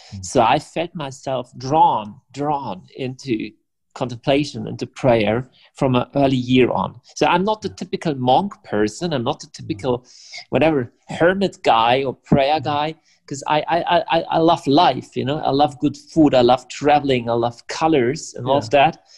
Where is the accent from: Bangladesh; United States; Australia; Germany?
Germany; English is a second language; I'm from Germany.